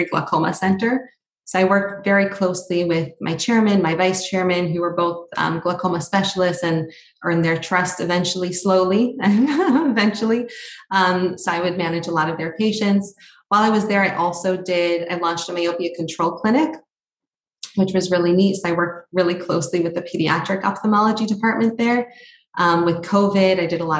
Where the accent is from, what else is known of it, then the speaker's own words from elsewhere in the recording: Oak Park, Michigan, United States; moved away as an adult; also born or lived in New York; I grew up in Oak Park, Michigan